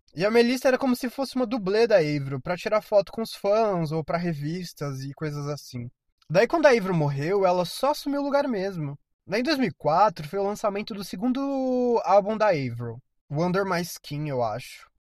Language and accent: Portuguese; Brazil; eu sou brasileiro